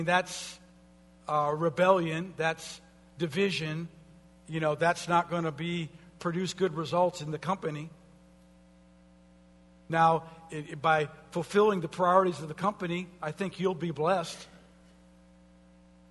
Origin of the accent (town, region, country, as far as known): United States